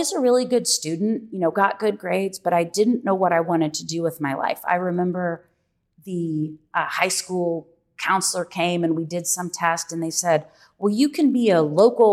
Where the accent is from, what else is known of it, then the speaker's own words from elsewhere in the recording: Louisville, Kentucky, United States; also born or lived in Florida; I'm born and raised in Louisville